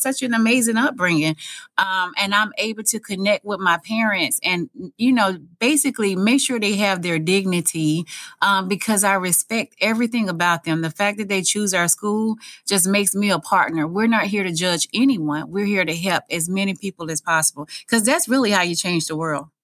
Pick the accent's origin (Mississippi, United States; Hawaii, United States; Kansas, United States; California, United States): Mississippi, United States; moved away as an adult; now in Sarasota, United States; I grew up extremely poor in Mississippi. I grew up on a farm.